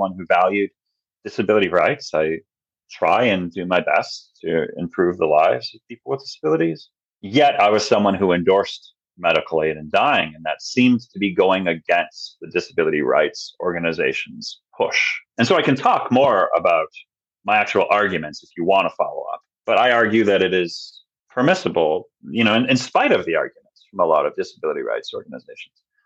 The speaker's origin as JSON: {"language": "English", "region": "New York", "country": "United States", "said": "New York, my home state"}